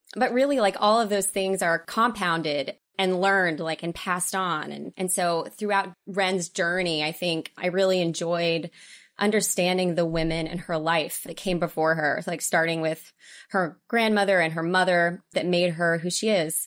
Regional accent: Oklahoma, United States; moved away as an adult; also born or lived in Dallas / Los Angeles; I'm from Oklahoma and I went to theater school in Dallas

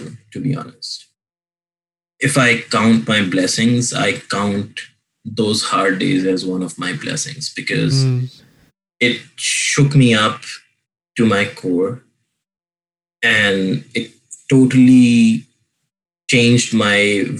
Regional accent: Pakistan; moved away; my home, like home country in Pakistan

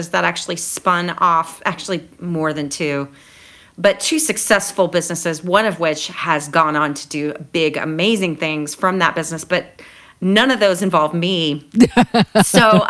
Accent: San Angelo, Texas, United States; moved away as an adult; also born or lived in Austin, Texas / Seattle, Washington; now in Ireland; I was born and raised in San Angelo, Texas.

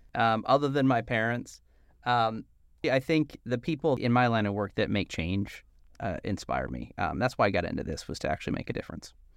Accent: New Jersey, United States; also born or lived in Philadelphia; I'm from South Jersey

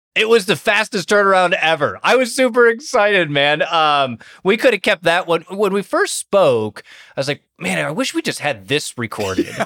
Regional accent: Toledo, Ohio, United States; I'm from Toledo, Ohio, which is directly tied to Detroit.

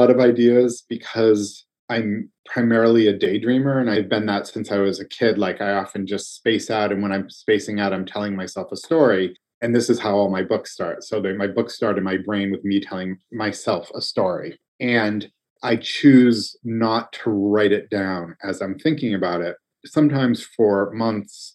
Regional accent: Massachusetts, United States; I grew up in Massachusetts

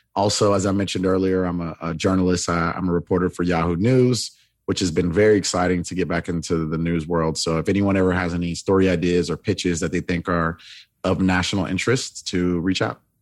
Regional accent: Florida, United States; now in Los Angeles, United States; I am originally from Florida

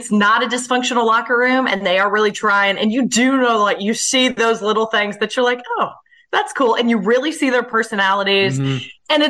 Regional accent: Chicago, Illinois, United States; born there; I was born in Chicago and like doing the … in my diaper

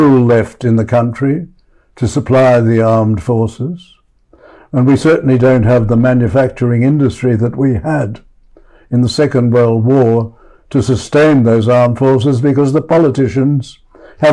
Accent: Australia

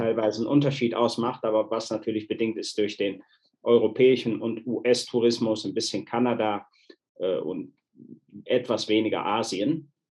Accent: Wuppertal, North Rhine-Westphalia, Germany; moved away as an adult; also born or lived in Spain / Cologne; now in Mexico; ich bin äh, in Deutschland aufgewachsen, in Spanien auf Urlaub geboren

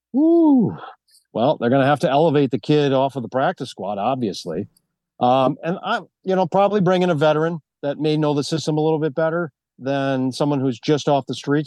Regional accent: Wisconsin, United States; moved away; also born or lived in New York; I'm actually from Wisconsin.

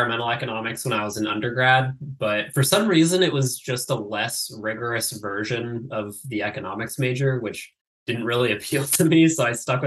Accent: California, United States; I grew up in Tahoe

